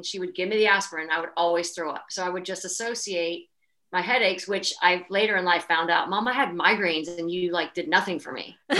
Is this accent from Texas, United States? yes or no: yes; Texas, United States; I grew up in Texas